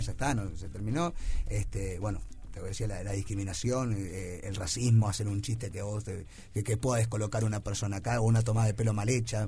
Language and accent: Spanish; Uruguay